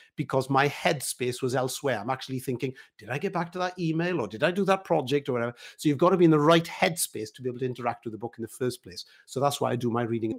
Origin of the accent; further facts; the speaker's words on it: Wales, United Kingdom; I'm a Welshman, so singing and all of that is a big part of, of our life